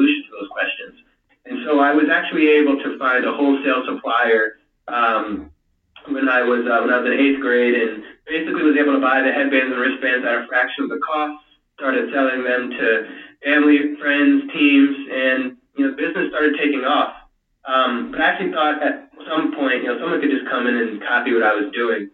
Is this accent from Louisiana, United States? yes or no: yes; Louisiana, United States; moved away; I am from Louisiana originally